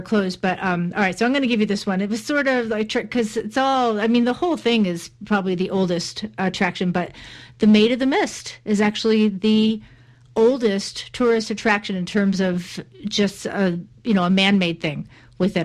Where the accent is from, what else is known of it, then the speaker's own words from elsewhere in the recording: United States; I say this as an American